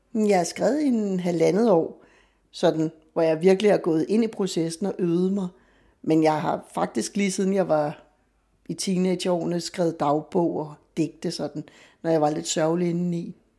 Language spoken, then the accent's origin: Danish; Copenhagen, Capital Region of Denmark, Denmark; jeg er født og opvokset i Vanløse og har boet der sammenlagt femogtredive år af mit liv